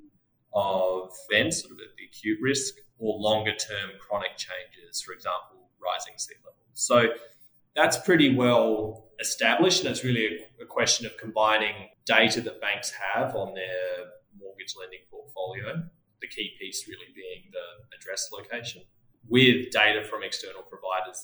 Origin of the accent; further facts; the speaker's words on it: Australia; accent: Australian; moved away as an adult; now in United States; As you may be able to tell from my accent, I started my career in Australia, moved to the US 12 years ago